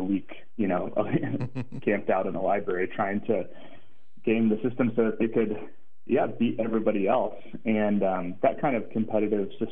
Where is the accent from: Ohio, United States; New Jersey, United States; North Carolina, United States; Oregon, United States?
Oregon, United States; Portland; moved away as an adult; also born or lived in Ann Arbor, Michigan / Mongolia; growing up in Portland, Oregon